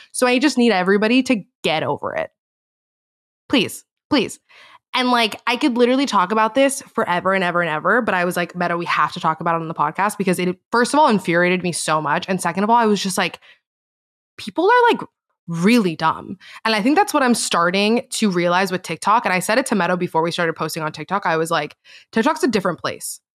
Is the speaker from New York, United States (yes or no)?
no; Miami, Florida, United States; I grew up in Miami, Florida